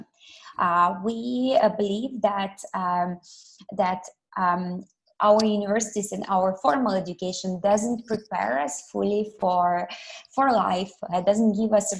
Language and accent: English; Ukraine; moved away as an adult; also born or lived in Malaysia; now in Kuala Lumpur, Malaysia; I'm originally from Ukraine, and I moved all the way to Malaysia 7 years ago